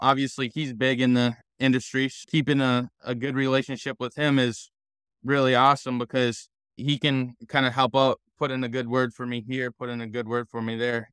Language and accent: English; Minnesota, United States; growing up in Minnesota